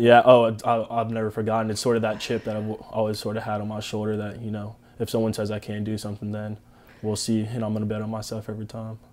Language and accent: English; Tampa, Florida, United States; I'm from Tampa.